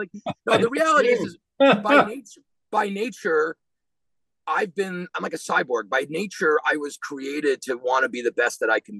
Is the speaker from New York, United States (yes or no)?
yes; New York City, New York, United States; moved away as an adult; also born or lived in South Bend, Indiana; now in Florida, United States; I'm born and raised in Queens, New York